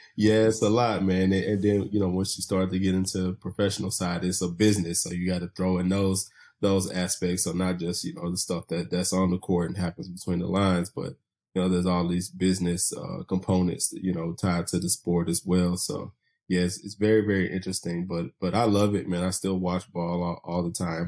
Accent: Chattanooga, Tennessee, United States; moved away as an adult; also born or lived in Bluefield, Virginia / Atlanta; I'm originally from Chattanooga, Tennessee, born and raised

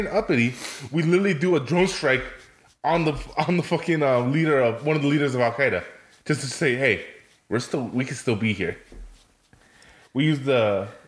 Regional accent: United States; my mother and father came from Mexico. Mm-hmm. And I am an American born

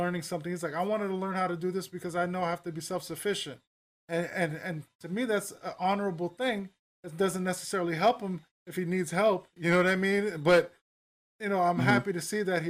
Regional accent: New York City, New York, United States; now in Newark, United States; I grew up in the Upper West Side of Manhattan

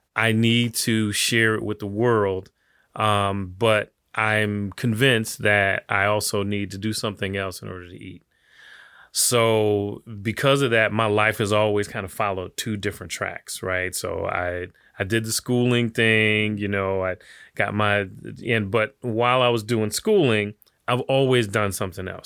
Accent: Detroit, Michigan, United States; now in Miami, United States; I grew up in Detroit

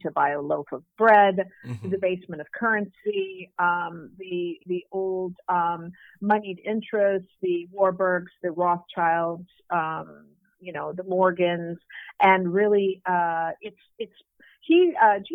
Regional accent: Minnesota, United States; moved away as an adult; now in Mexico; I grew up in Minnesota. I grew up on the water.

